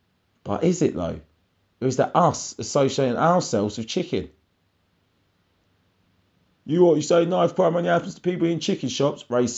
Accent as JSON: {"language": "English", "region": "London", "country": "United Kingdom", "said": "I thought we still exchanged numbers as we're both from London"}